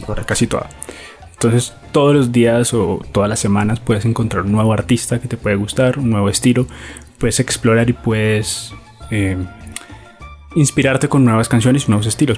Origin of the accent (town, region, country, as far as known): Colombia